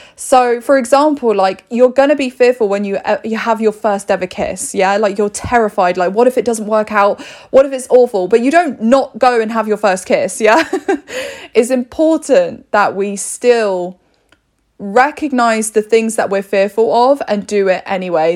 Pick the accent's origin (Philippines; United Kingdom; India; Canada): United Kingdom; We're very polite here in the U K. We're very British